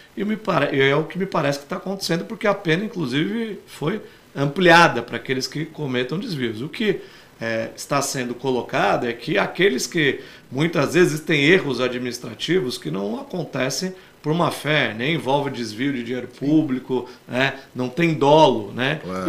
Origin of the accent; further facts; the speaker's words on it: Santos, São Paulo, Brazil; da minha terra, né? da cidade onde eu nasci, cresci, que eu amo de paixão